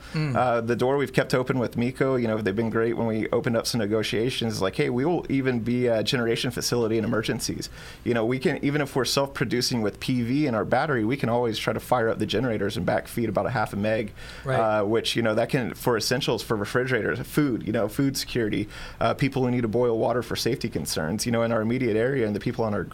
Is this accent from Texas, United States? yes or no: yes; Texas, United States; now in Hawaii, United States; being my home state